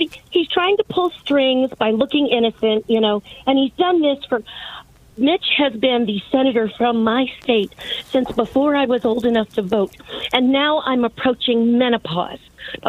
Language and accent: English; Boyd County, Kentucky, United States; now in Louisville, United States; I was born in Boyd County